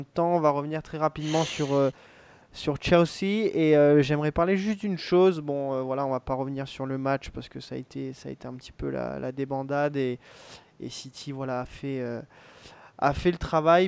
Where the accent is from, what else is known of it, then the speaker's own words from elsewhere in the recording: France; en tant que Français